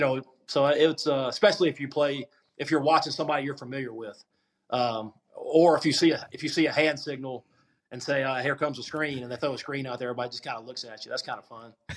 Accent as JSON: {"language": "English", "region": "Mississippi", "country": "United States", "tie": "born or raised there", "said": "I had to go speak down there on the coast for one of my hometown deal"}